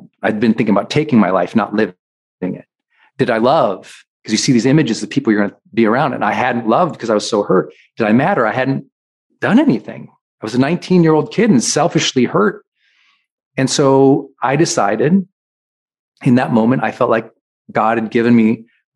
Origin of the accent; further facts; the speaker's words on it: Montana, United States; I'm from Montana.